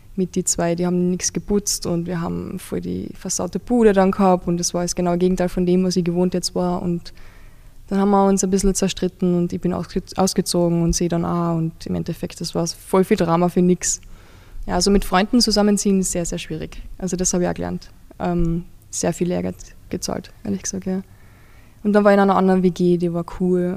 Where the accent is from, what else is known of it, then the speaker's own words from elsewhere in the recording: Carinthia, Austria; now in Vienna, Austria; ich wohne in Kärnten